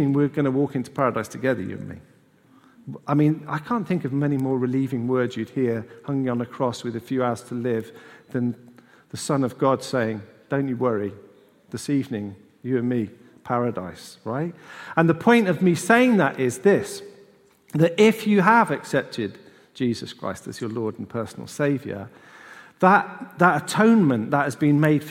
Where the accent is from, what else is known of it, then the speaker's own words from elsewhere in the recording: United Kingdom; We just forget we're British